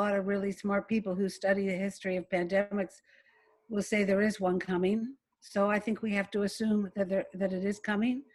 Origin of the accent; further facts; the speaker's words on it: London, Ontario, Canada; my hometown of London